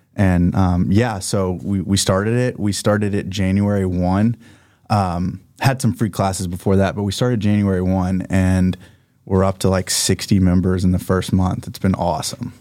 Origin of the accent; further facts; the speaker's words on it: Oklahoma, United States; moved away as an adult; also born or lived in US Virgin Islands; I'm from Oklahoma